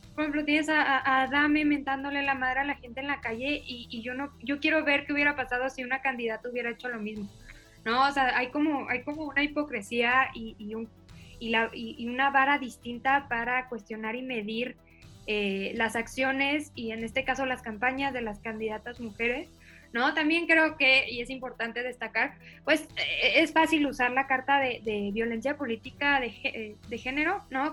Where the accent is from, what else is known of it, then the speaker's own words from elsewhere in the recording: Chihuahua, Mexico; yo crecí en Chihuahua